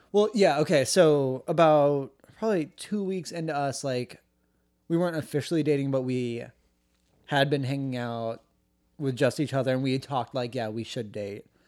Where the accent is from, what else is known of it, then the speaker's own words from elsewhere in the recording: United States; they asked where I was from, I was like, "Oh, America,"